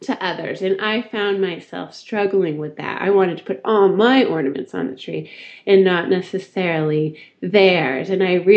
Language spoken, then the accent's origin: English; Northern California, United States; moved away as an adult; now in Austin, United States; I'm from Northern California, the home of the Christmas tree farm